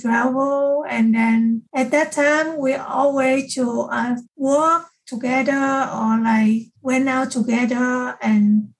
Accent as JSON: {"language": "English", "country": "Vietnam", "second_language": "English", "moved": "as an adult", "lives_now": "United States", "said": "I learned English in my country when I was in middle school"}